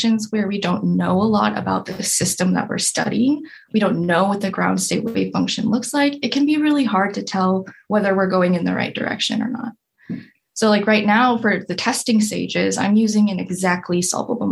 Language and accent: English; Anchorage, Alaska, United States; moved away as an adult; also born or lived in Michigan; now in East Lansing, United States; I'm from Anchorage, Alaska. Ooh, I was born and raised there